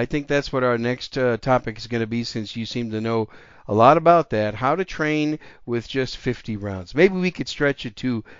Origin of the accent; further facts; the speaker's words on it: Wisconsin, United States; moved away as an adult; My home state's Wisconsin. I grew up there, spent the majority of my first 24, almost 25 years there, and still go back there occasionally.